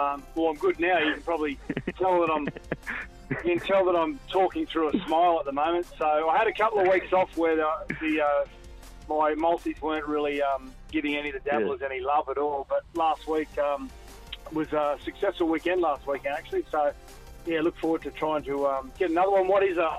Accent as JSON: {"language": "English", "region": "Queensland", "country": "Australia", "said": "I'm a Queenslander. I love Queensland."}